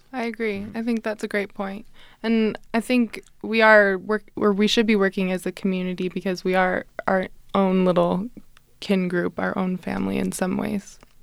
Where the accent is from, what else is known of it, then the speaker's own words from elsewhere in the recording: Salt Lake City, Utah, United States; I'm from Salt Lake City originally